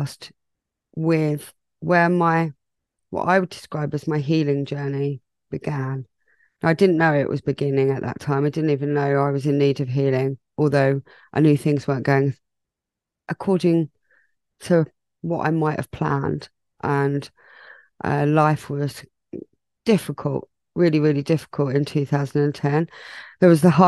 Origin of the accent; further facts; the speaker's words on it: England, United Kingdom; I am English